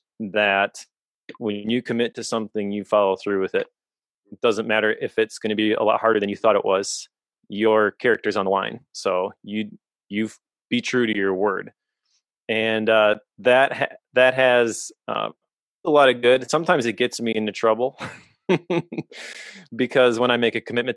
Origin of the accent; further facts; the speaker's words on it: Oshkosh, Wisconsin, United States; also born or lived in Appleton, Wisconsin / De Pere, Wisconsin; I grew up in Oshkosh, a town about 30 miles away